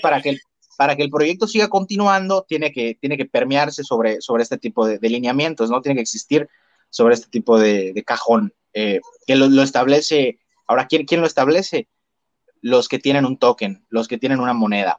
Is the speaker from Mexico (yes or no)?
yes; Mexico; como yo mexicano